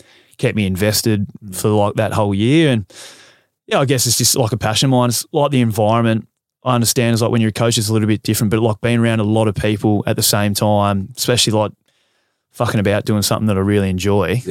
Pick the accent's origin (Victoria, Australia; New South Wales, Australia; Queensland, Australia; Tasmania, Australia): Tasmania, Australia; growing up in Tassie, I grew up on a bit of property.